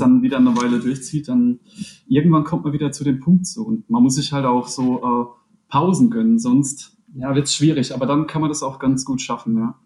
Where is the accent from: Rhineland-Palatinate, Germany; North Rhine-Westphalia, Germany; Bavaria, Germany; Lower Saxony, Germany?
Rhineland-Palatinate, Germany; wir sind alle aus der Pfalz